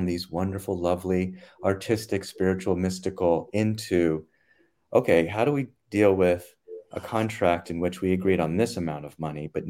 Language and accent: English; North Carolina, United States; moved away; I was growing up in North Carolina